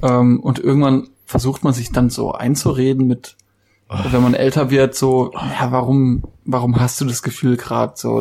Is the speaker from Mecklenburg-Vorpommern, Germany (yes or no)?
no; Baden-Württemberg, Germany; bei uns in Baden-Württemberg